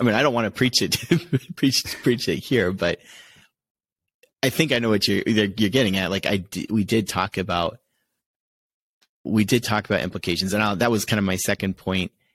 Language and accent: English; Connecticut, United States; growing up in Connecticut